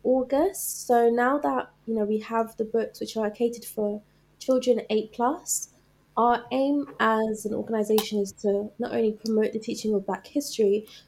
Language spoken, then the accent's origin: English; London, United Kingdom; as Londoners